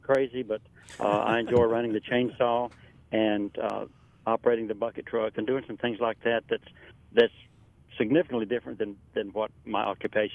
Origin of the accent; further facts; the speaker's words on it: North Carolina, United States; North Carolina is my home state